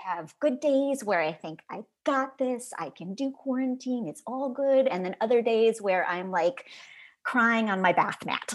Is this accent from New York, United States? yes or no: no; Chicago, Illinois, United States; now in Los Angeles, United States; growing up in Chicago